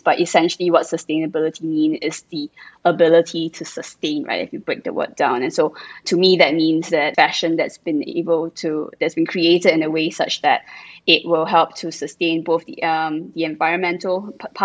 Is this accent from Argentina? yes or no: no; Singapore; moved away as an adult; now in Germany; I'm based out of Germany, but I am from Singapore.